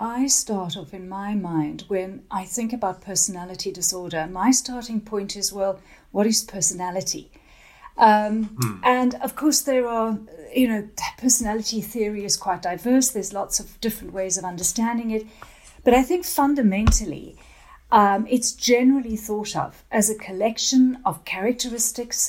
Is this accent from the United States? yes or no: no; South Africa; now in England; I'm originally from South Africa and then I came over to England a while ago.